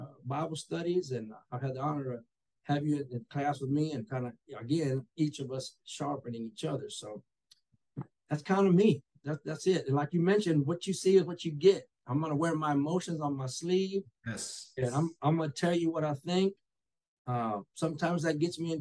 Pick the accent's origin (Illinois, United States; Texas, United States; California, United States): Texas, United States; Taylor; I was born and raised here in Taylor, Texas. You know, lived here all my life